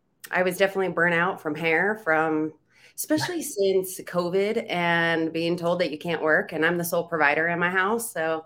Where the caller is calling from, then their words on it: Reno, Nevada, United States; Reno, Nevada.